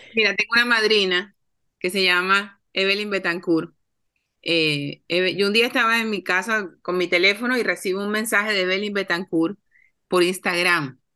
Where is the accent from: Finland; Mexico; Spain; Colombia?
Colombia; Cartagena, Bolívar; cartageneras como yo, colombianas